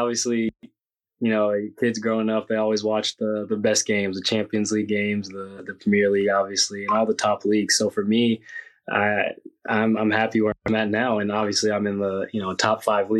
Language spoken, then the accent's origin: English; United States; moved away as an adult; now in Italy; I grew up in America